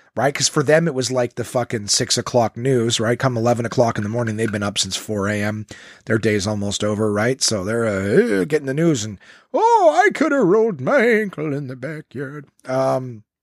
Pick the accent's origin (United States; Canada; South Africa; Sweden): Canada; Ottawa, Ontario; my hometown in Ottawa.